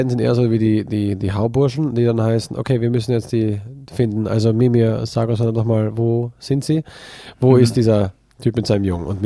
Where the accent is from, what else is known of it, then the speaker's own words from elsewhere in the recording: Austria; moved away; ich bin aus Österreich, ich bin ja, halt in den Bergen geboren.